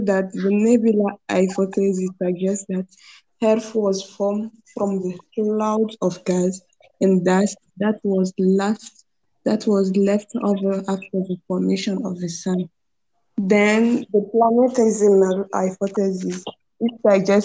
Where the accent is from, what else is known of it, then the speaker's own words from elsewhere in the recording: Burkina Faso; now in Algeria; from Burkina Faso.